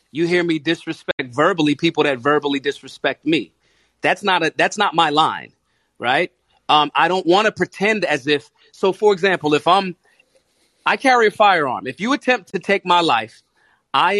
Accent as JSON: {"language": "English", "town": "Philadelphia", "region": "Pennsylvania", "country": "United States", "said": "I'm from Philly. We say to our best friends in greeting, what's up, dickhead? People that we love. People, that's literally a Philadelphia slang."}